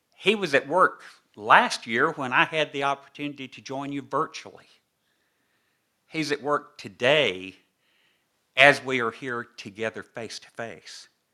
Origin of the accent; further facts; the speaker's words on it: the South, United States; accent: southern (implied); now in New York, United States; you perhaps can tell by my accent that I've not always lived in these northern states